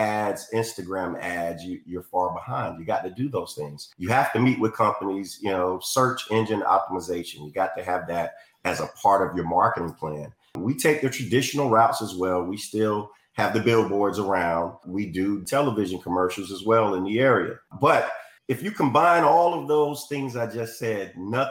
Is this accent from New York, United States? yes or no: no; Florence, South Carolina, United States; also born or lived in Hawaii; I'm from the area, born and raised here